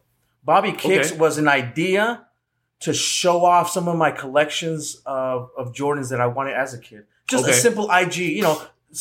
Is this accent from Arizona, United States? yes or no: yes; Phoenix, Arizona, United States; Born and raised in Phoenix here in Arizona, the Wild West.